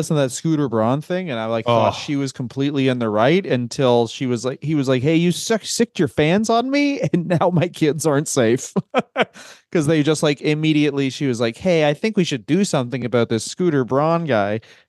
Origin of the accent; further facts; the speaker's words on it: Boston, Massachusetts, United States; Check it out. I'm from Boston. That's fine.